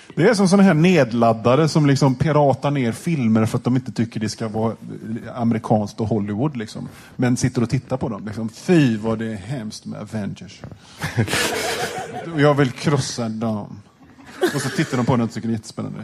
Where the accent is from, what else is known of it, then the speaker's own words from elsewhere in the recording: Gothenburg, Västra Götaland, Sweden; Jag känner mig kränkt som göteborgare